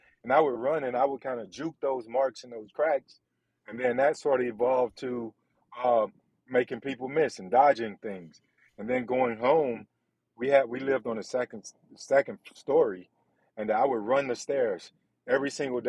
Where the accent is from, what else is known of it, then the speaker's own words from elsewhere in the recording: Belgrade, Serbia; One of the fastest guys in my hometown back in Belgrade.